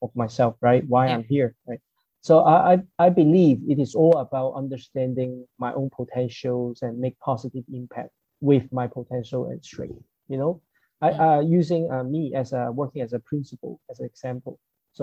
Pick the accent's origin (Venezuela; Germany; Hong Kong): Hong Kong; I'm from Hong Kong